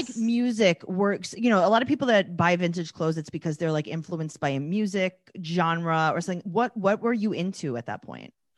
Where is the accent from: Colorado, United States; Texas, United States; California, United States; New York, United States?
New York, United States; New York City; am from Forest Hills, Queens. I live in Kew Gardens now